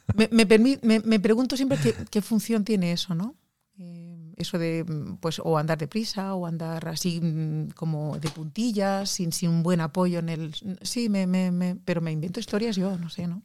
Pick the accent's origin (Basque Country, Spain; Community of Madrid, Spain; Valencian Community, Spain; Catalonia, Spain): Catalonia, Spain; Barcelona; now in Norway; yo soy de Barcelona